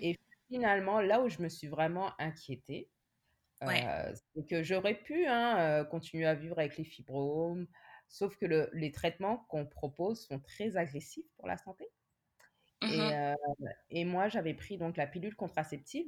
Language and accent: French; France; moved away as an adult; now in Montreal, Canada; je suis née et j'ai grandi en France. Mmh et maintenant, ça va faire 10 ans que je vis euh, à Montréal